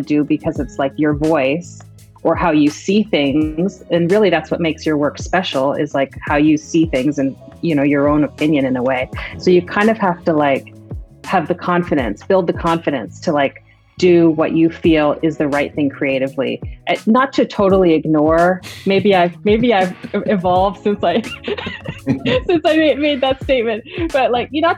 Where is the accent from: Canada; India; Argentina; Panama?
Canada; I grew up in Canada and I was born there